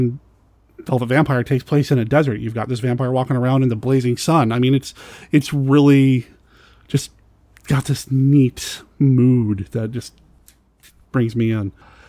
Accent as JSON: {"language": "English", "region": "Arizona", "country": "United States", "tie": "born there", "said": "I was born in Arizona."}